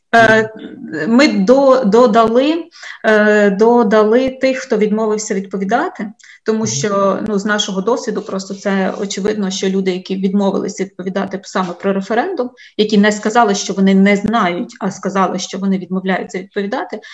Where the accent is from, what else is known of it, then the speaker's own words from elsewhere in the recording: Vinnytsia, Vinnytsia Oblast, Ukraine; я сама з Вінниці